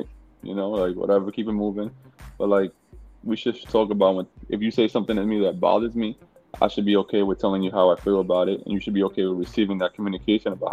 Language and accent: English; New York City, New York, United States; I was born and raised in New York City to Dominican. My parents were from Dominican Republic.